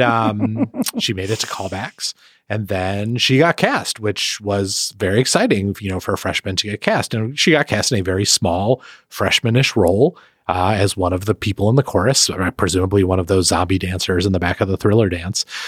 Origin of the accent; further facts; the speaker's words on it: Milwaukee, Wisconsin, United States; moved away; Milwaukee, my hometown